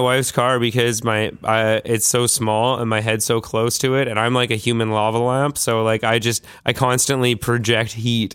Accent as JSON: {"language": "English", "town": "Vancouver", "region": "British Columbia", "country": "Canada", "said": "I'm from Vancouver"}